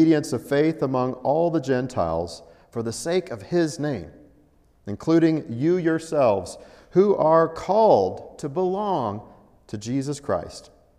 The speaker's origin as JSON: {"language": "English", "region": "Colorado", "country": "United States", "tie": "born or raised there", "also_born_or_lived": "Altus, Oklahoma", "said": "Now, I was born in Colorado, and at some point in my father's ministry, we were able to move back to his hometown and do ministry in Altus, Oklahoma. After that season was over, we returned to Colorado."}